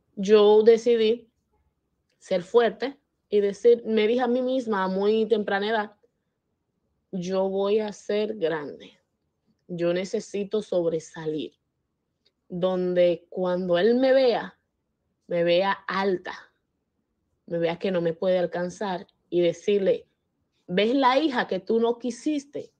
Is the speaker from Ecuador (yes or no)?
no; Dominican Republic; soy de República Dominicana